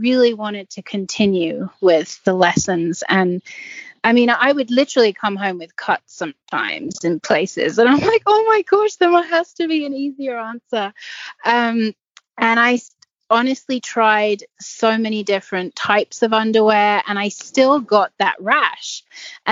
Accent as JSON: {"language": "English", "area": "English countryside", "region": "England", "country": "United Kingdom", "tie": "born or raised there", "moved": "yes", "lives_now": "United States", "said": "I grew up on in the English countryside trails, galloping through the woods and jumping anything I can jump."}